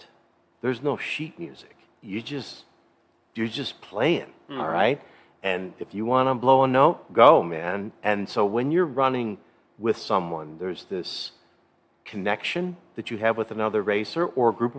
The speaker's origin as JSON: {"language": "English", "town": "New York City", "region": "New York", "country": "United States", "said": "I'm from New York City area"}